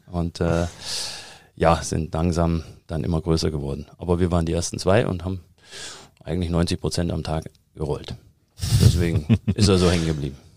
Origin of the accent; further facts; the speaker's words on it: East Germany, Germany; also born or lived in United States; weil ich komme ja aus der DDR, und da arbeitet man gern mit Plänen.